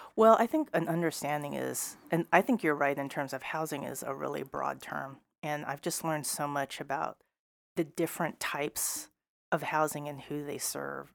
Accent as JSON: {"language": "English", "town": "Seattle", "region": "Washington", "country": "United States", "tie": "born or raised there", "also_born_or_lived": "Issaquah Plateau, Washington / Burien, Washington", "said": "I grew up in South Seattle, And finally, affordable housing was available back in the late eighties because they widened I ninety. People started moving east. Um, we actually landed on the Issaquah Plateau"}